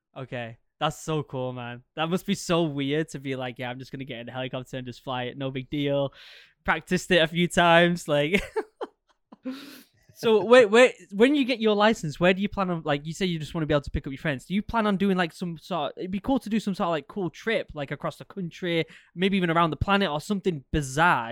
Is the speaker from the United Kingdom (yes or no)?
yes; England, United Kingdom; now in Maine, United States; growing up in England